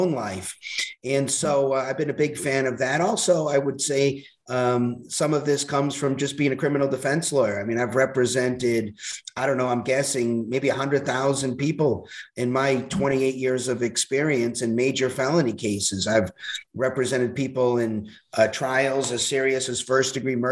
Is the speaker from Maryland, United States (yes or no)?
no; Boston, Massachusetts, United States; moved away as an adult; also born or lived in Hawaii; now in Arizona, United States; I'm originally from Boston